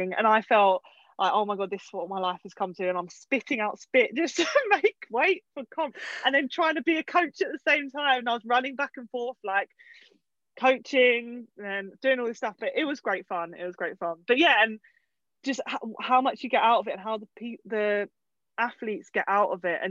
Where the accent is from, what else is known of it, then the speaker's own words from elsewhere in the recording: Essex, East of England, United Kingdom; I'm from Essex myself, which is just outside of London.